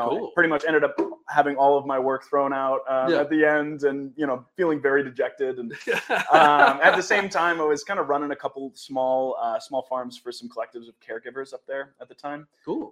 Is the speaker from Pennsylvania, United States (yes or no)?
yes; Philadelphia, Pennsylvania, United States; moved away; I'm originally from Philadelphia and moved back south to follow a lady